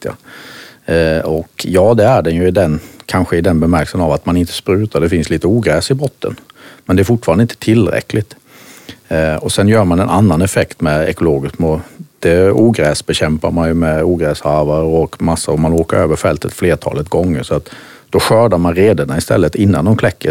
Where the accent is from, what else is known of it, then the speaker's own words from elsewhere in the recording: Halmstad, Halland County, Sweden; accent: Halland dialect; moved away as an adult; also born or lived in Denmark; hallänning som ni säkert hör, det här med dialekter. Eh, tog väl min barn, jag uppfödd på eh, ett större gård som heter Spellingsholm precis utanför Halmstad